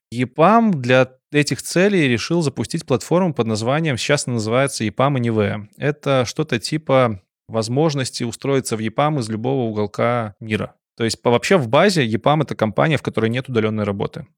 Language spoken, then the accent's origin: Russian; Belarus; как белорус